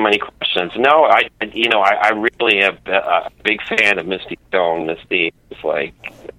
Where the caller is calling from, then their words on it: Illinois, United States; I'm calling from Illinois.